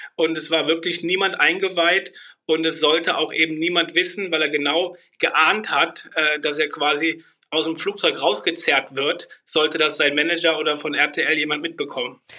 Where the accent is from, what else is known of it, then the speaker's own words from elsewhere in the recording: Bornheim, Germany; komme aus Bornheim